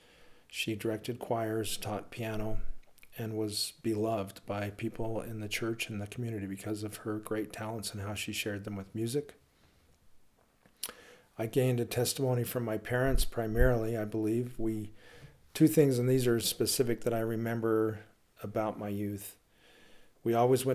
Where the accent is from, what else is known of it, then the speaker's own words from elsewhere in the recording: Logan, Utah, United States; I grew up in Logan, Utah